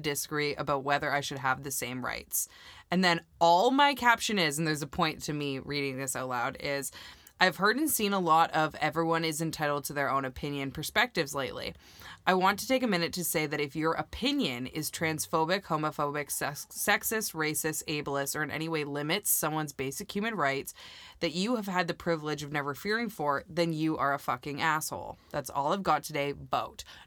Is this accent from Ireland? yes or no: no; Canada; I'm from Canada